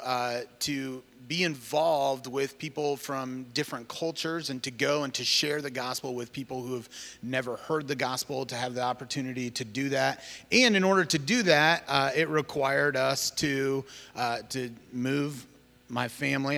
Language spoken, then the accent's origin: English; Cedar Rapids, Iowa, United States; moved away as an adult; I grew up in Cedar Rapids, Iowa, and, uh, that's where I'm from originally.